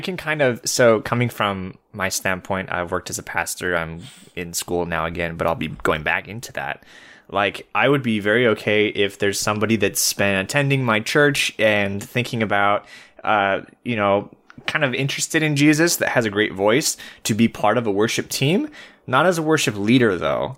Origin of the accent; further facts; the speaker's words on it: California, United States; moved away as an adult; also born or lived in Fresno / Bakersfield; now in Michigan, United States; I was born and raised in California